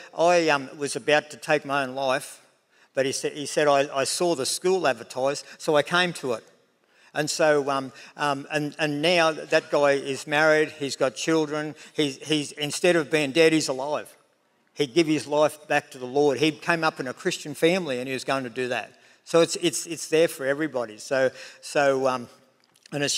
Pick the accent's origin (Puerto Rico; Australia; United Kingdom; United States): Australia; Tenterfield, New South Wales; that dairy farm that I was brought up in Tenerfield